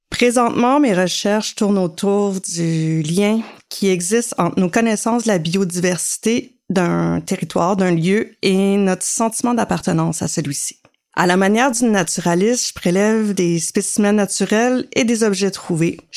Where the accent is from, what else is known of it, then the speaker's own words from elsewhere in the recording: Carleton-sur-Mer, Quebec, Canada; now in Montreal, Canada; Je suis originaire de Carleton-sur-Mer et je vis à Montréal.